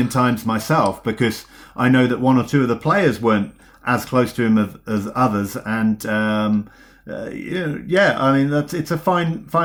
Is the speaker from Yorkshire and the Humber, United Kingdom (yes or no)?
no; Cornwall, South West England, United Kingdom; I come from Cornwall.